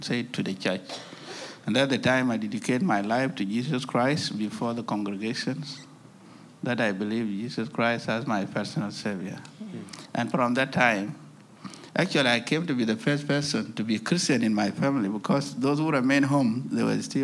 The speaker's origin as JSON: {"language": "English", "country": "South Sudan", "tie": "born or raised there", "said": "from South Sudan. I work for Alarm South Sudan. And I was born in a country called South Sudan now"}